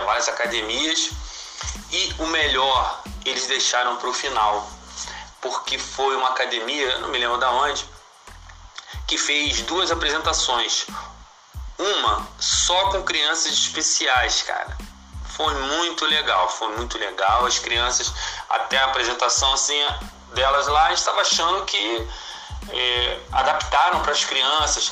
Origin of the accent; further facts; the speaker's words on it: Nova Iguaçu, Rio de Janeiro, Brazil; Nova Iguaçu, de onde eu sou